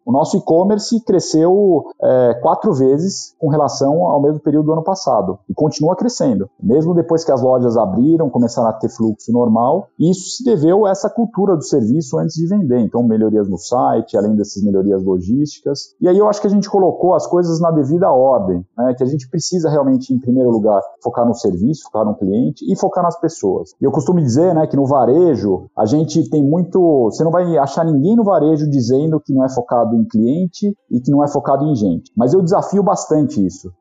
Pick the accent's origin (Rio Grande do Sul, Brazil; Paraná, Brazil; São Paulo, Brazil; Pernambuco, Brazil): São Paulo, Brazil; moved away as an adult; also born or lived in France; eu sou paulista